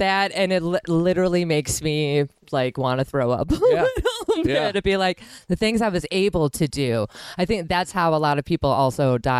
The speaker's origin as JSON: {"language": "English", "region": "Wisconsin", "country": "United States", "tie": "born or raised there", "said": "Growing up in Wisconsin"}